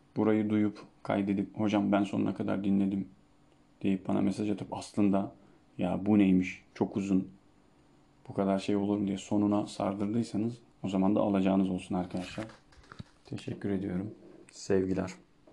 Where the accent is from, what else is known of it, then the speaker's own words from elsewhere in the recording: Çivril, Denizli, Turkey; Ama Trabzonlu değilim. Ben Denizliliyim. Denizli'nin Çivril ilçesinden.